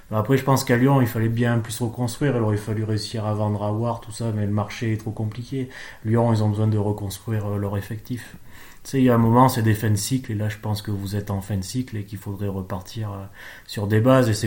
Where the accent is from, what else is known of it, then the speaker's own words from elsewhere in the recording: Monaco; Nice, ça fait chier en tant que monégasque, mais faut reconnaître le boulot que fait Galtier, quoi.